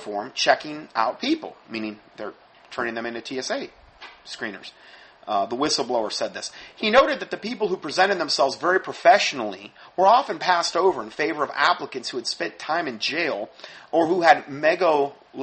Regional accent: Fort Myers, Florida, United States; moved away; my hometown, originally, in Fort Myers.

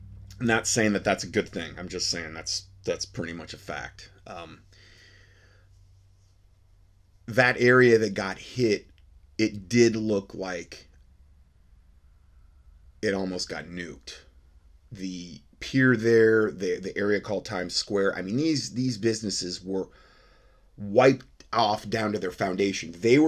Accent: Fort Myers, Florida, United States; moved away; also born or lived in Ohio; this is my hometown where this hit. This is where I've spent roughly 35 years. I grew up there since I was 4 in the Fort Myers area.

